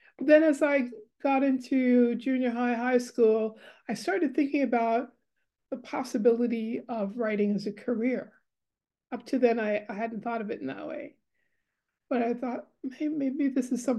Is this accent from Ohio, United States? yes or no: no; New York City, New York, United States; also born or lived in Austin, New York; now in West Coast, United States; I'm a Harlem-born girl. So I start off in Harlem. I lived in every borough of New York except for Staten Island at least twice